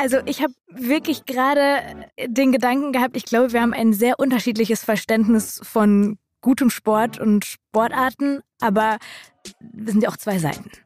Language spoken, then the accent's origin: German; Schalke catchment area, North Rhine-Westphalia, Germany; Wir sind ja so im Schalker Einzugsgebiet geboren